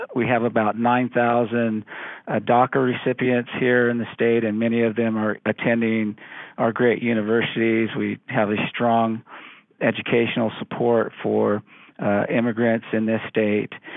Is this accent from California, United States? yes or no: yes; Central Valley of California, United States; I'm from the Central Valley of California.